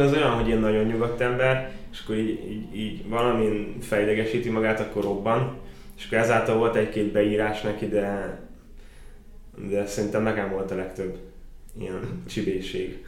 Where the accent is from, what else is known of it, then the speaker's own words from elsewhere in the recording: Baja, Bács-Kiskun, Hungary; moved away as an adult; now in Szolnok, Hungary; bajai vagyok